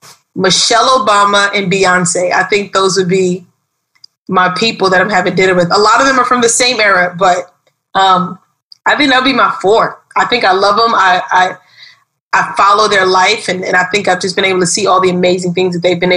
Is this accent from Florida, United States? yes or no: no; New York City, New York, United States; now in Miami, United States; I grew up in Brooklyn, New York, and that was a beautiful experience, I think. I love being from Brooklyn.